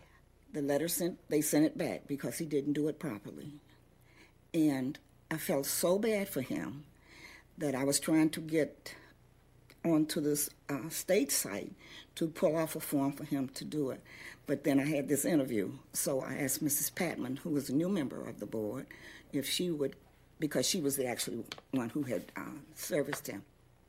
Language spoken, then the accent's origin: English; Detroit, Michigan, United States; also born or lived in Memphis; I was not born here. I was born in Memphis, Tennessee. However, I've been here since 1945. And so that sort of makes me a lifelong Detroiter.